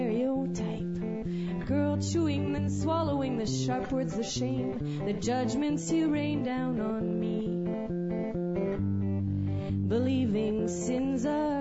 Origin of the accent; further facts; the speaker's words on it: Alberta, Canada; because I'm actually from Alberta. My mom's French from Saskatchewan, and somehow I managed to stay pretty French.